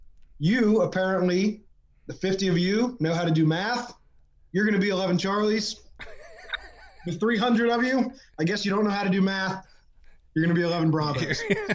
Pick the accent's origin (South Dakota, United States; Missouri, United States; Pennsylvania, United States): Pennsylvania, United States; Pittsburgh; I was born and raised in Pittsburgh, Pennsylvania.